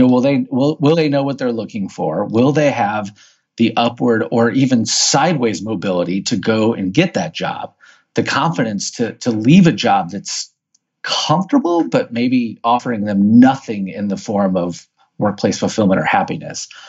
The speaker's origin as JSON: {"language": "English", "town": "St. Louis", "region": "Missouri", "country": "United States", "tie": "born or raised there", "said": "born and raised in St. Louis, Missouri"}